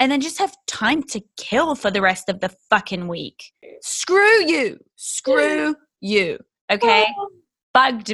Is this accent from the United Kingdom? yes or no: yes; England, United Kingdom; I'm English